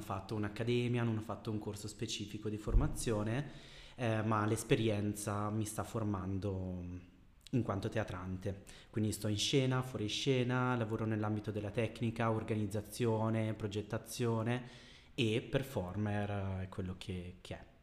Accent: Bergamo, Lombardy, Italy; also born or lived in Brazil; Sono una bergamaschia eh, perché sono nato in Brasile ma da sempre ho vissuto a Bergamo

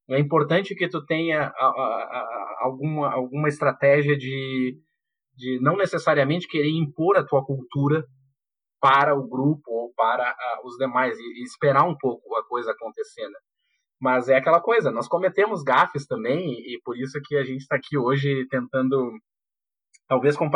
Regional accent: Porto Alegre, Rio Grande do Sul, Brazil; moved away as an adult; eu nasci no, em Porto Alegre, cri, me criei em Porto Alegre e, e, e, até então eu tinha aí, sei lá, em torno de 20, um pouco, um pouco mais de 20 anos de idade. Eu eu fui para a Inglaterra, primeira vez que eu tinha saído do país

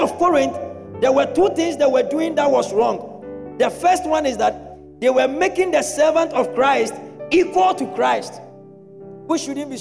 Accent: Kumasi, Ashanti, Ghana; I grew up in Methodist in Kumasi

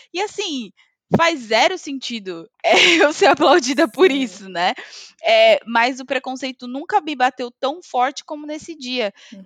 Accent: Brazil; moved away as an adult; also born or lived in Greece; now in Scotland, United Kingdom; eu sou imigrante, ou porque eu sou latina, ou porque eu sou brasileira

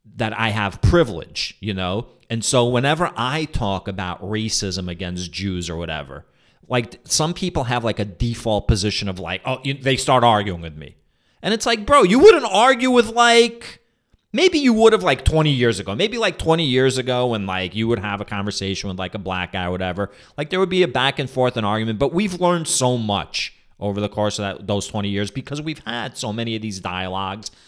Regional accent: New York, United States; also born or lived in Soviet Union; growing up in New York

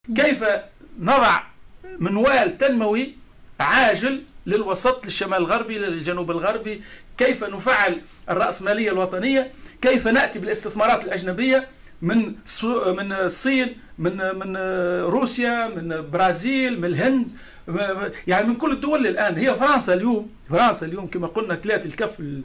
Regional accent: Tunisia

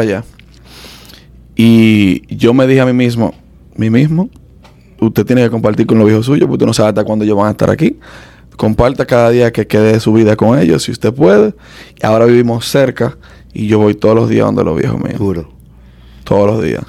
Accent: Dominican Republic; now in United States; yo, nací aquí, pero me crié en República Dominicana

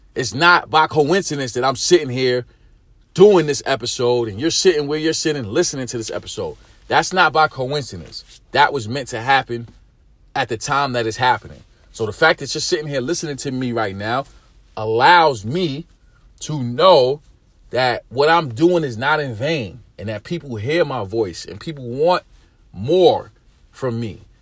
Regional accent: New York City, New York, United States; I'm a dude from East New York. I'm from the hood.

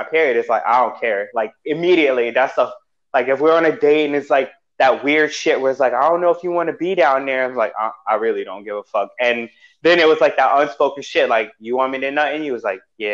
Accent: New York City, New York, United States; moved away as an adult; also born or lived in Whidbey Island, Washington; now in Seattle, United States; I'm from Queens

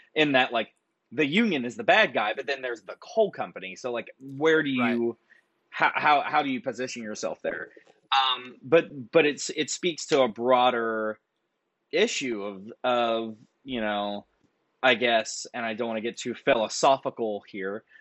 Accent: Nitro, West Virginia, United States; growing up in West Virginia

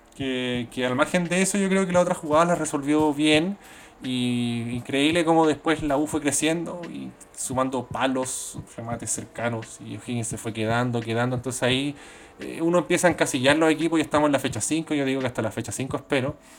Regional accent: Chile; accent: Chilean; now in Sydney, Australia; mi acento chileno

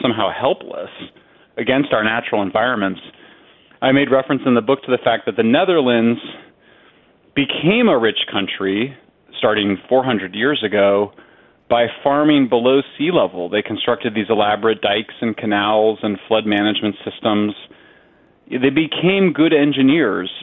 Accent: California, United States; my home state of California

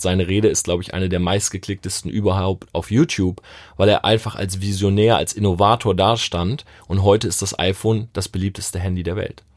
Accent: Delmenhorst, Lower Saxony, Germany; moved away; ich komme ursprünglich aus Delmenhorst.

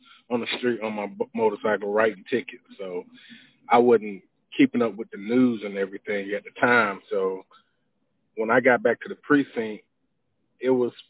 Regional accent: Atlanta, Georgia, United States; I'm from Atlanta, born and raised

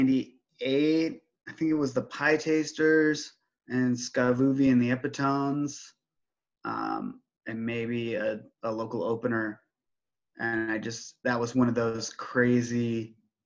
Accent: Oregon, United States; I'm from Oregon

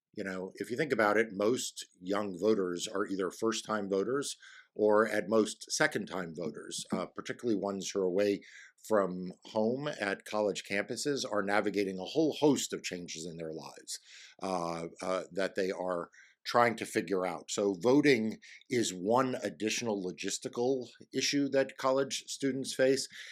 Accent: New York, United States; now in Virginia, United States; My passport just says I was born in New York

